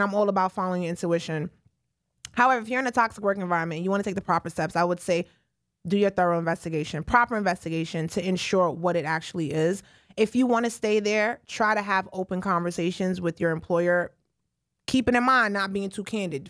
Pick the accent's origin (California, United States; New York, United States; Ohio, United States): New York, United States; New York City; I'm from the Bronx